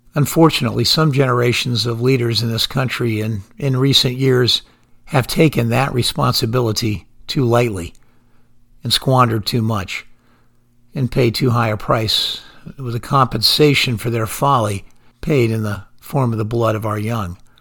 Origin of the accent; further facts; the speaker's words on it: United States; as an American